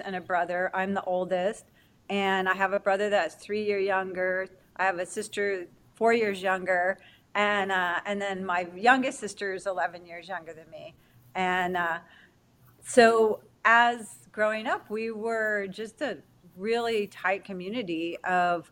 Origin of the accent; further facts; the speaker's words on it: West Covina, California, United States; I grew up in West Covina